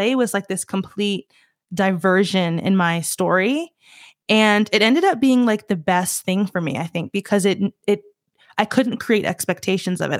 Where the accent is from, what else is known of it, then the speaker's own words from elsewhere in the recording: Southeast, United States; moved away; also born or lived in Los Angeles; I'm from the Southeast